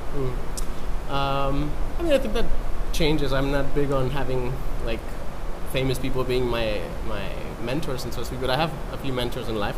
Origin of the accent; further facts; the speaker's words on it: Mexico; moved away; I'm from Mexico